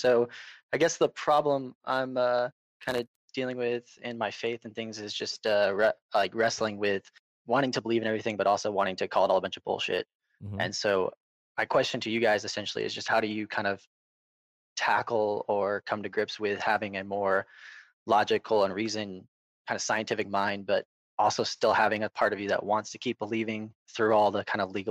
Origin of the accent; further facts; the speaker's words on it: Houston, Texas, United States; from Houston, Texas.